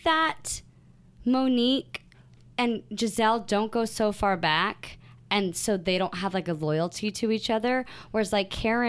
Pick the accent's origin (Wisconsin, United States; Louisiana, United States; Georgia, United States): Wisconsin, United States; I might be Miami girl, but I'm from Wisconsin.